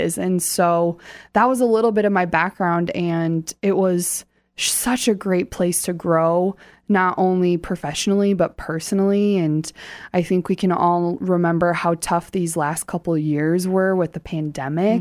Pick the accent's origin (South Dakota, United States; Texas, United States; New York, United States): South Dakota, United States; Hartford; I grew up right outside of Sioux Falls in Hartford